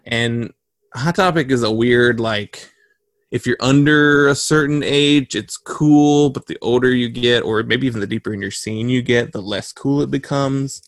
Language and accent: English; North Carolina, United States; we are from North Carolina